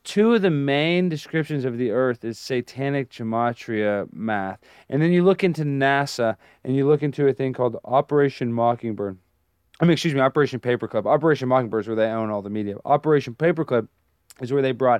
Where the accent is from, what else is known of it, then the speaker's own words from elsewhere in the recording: Dallas, Texas, United States; I grew up in Dallas.